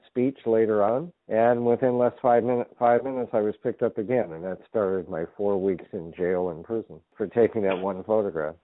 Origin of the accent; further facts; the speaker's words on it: United States; I am an American.